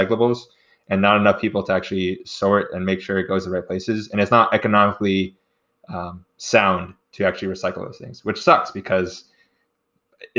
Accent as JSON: {"language": "English", "country": "United States", "said": "as an American citizen"}